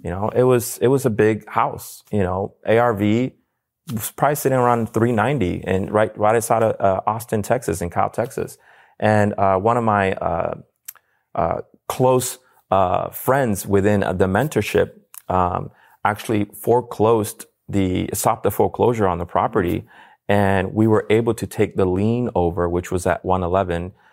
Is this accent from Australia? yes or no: no; Puerto Rico; moved away; I'm from Puerto Rico.